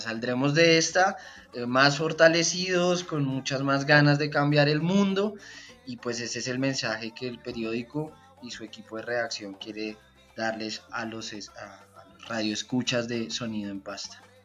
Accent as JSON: {"language": "Spanish", "region": "Bogotá", "country": "Colombia", "said": "soy un tronco bailando champeta como buen rolo"}